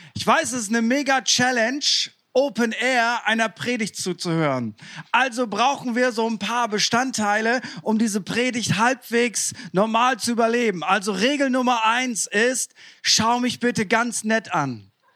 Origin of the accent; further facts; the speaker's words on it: East Frisia, Lower Saxony, Germany; ich komme ja aus Ostfriesland